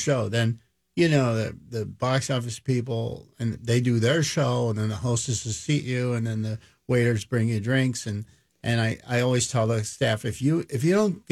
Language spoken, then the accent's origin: English; Philadelphia, Pennsylvania, United States; I grew up in Philadelphia and in the inner city, West Philadelphia